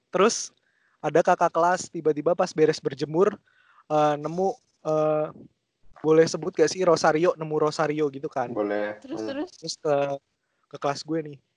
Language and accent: Indonesian; Semarang, Central Java, Indonesia; accent: Semarang; kayak pas gue di Semarang aja cuman ya gue nggak bisa ngomong bahasa Jawa gue tau lah cuman maksudnya gue tetap pakai logat Semarang gitu loh